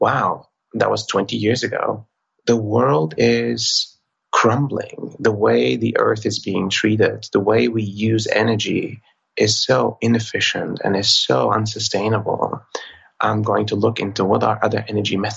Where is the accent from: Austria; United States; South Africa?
Austria; I was born in Austria to a family of immigrants from Turkey.